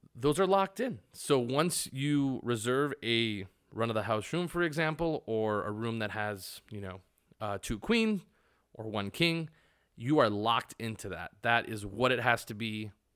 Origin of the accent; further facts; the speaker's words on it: Arizona, United States; now in Las Vegas, United States; I am from Arizona